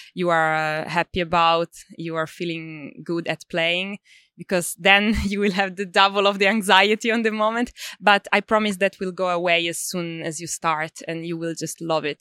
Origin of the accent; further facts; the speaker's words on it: Sicily, Italy; now in Melbourne, Australia; I'm originally from Italy, uh, Sicily.